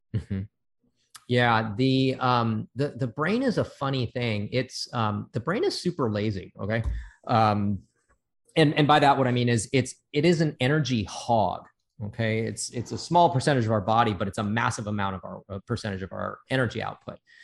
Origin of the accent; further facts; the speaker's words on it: Santa Monica, California, United States; I was born and raised in Santa Monica.